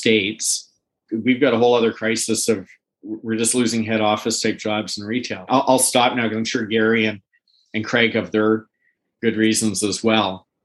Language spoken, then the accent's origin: English; Canada; in Canada as a Canadian